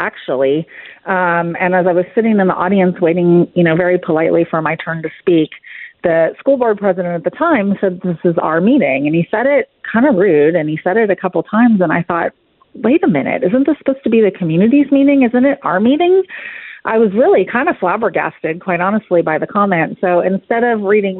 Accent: California, United States; moved away as an adult; now in Frisco, United States; I was born and raised in California, lived there my entire life

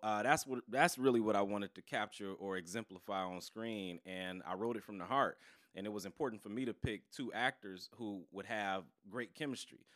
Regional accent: Detroit, Michigan, United States; born and raised in Detroit.

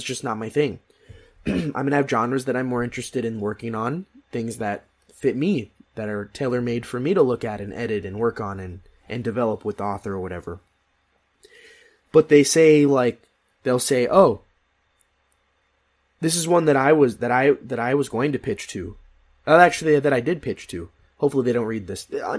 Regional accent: Philippines; I am Filipino. I am the most underrepresented part of the Asian community.

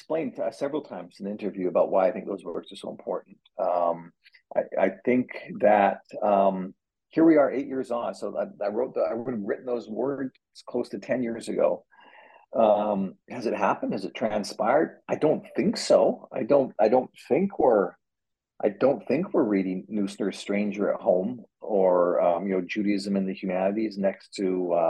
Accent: Canada; now in United States; And I think as a Canadian expat in America, I think I've also, I move to Americans talk about their history so much, I think I've become increasingly interested in Canadian history.

